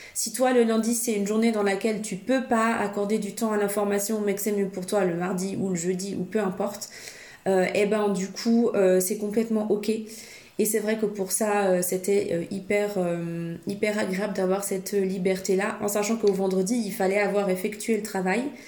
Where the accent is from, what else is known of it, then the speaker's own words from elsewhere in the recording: Switzerland; je suis suissesse